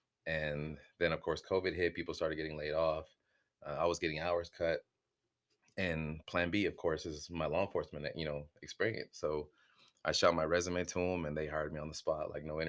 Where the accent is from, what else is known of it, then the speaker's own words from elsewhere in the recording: El Paso, Texas, United States; born there; I was born in El Paso, Texas, in the military hospital.